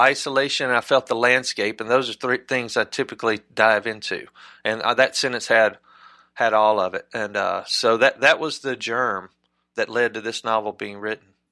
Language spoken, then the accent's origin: English; South Mississippi, United States; also born or lived in Europe; now in Oxford, United States; growing up in South Mississippi